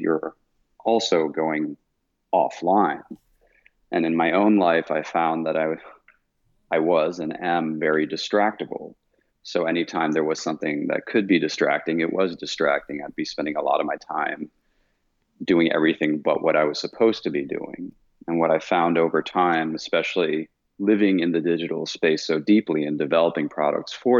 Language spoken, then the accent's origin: English; Vienna, Austria; moved away as an adult; I was born and raised in Vienna, Austria. So I left Austria when I was 18 to go study